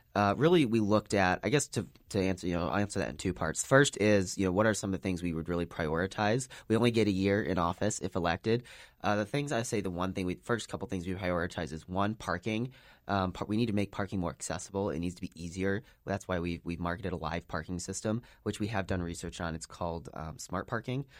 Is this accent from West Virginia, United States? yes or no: no; Chicago, Illinois, United States; moved away as an adult; now in Salt Lake City, United States; I'm originally from Chicago, uh, so out-of-state student